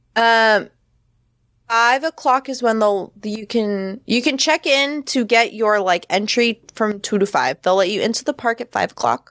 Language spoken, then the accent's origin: English; Florida, United States; moved away; I'm originally from Florida